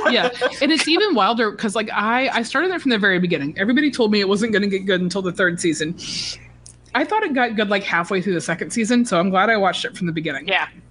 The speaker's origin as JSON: {"language": "English", "region": "Georgia", "country": "United States", "moved": "as an adult", "lives_now": "New York, United States", "said": "I'm from Georgia"}